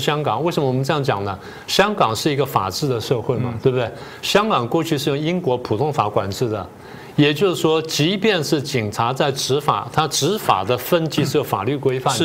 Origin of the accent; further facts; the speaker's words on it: Taiwan; 我们台湾人